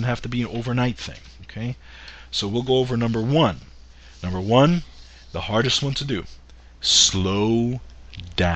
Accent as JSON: {"language": "English", "region": "New York", "country": "United States", "said": "as a New Yorker"}